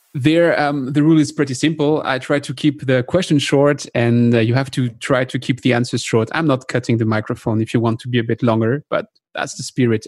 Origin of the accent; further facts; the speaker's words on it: France; accent: French; English is a second language; my French accent